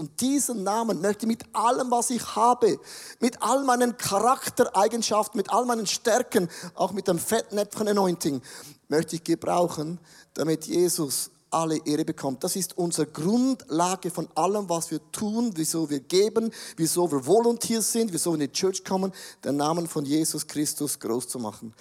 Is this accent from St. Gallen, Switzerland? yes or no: yes; Buchs, St. Gallen, Switzerland; Ich komme aus Bux, aus dem Rheintal, ich kenne die drei Berge und die sieben Zwergen